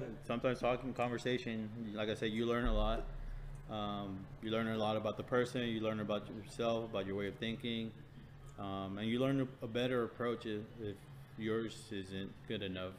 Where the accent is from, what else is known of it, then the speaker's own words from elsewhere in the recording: Houston, Texas, United States; we're from Houston.